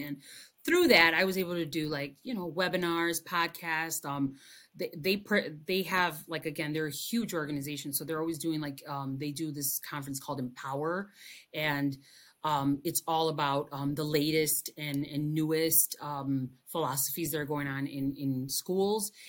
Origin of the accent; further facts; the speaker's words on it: Chicago, Illinois, United States; first language Spanish; English is a second language; also born or lived in Cicero, Illinois; I was uh, born and raised in Chicago